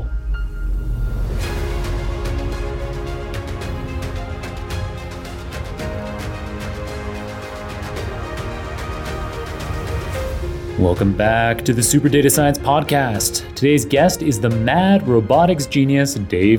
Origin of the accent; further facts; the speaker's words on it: Waterloo, Ontario, Canada; moved away as an adult; now in New York, United States; I went to high school and undergrad in Waterloo, Ontario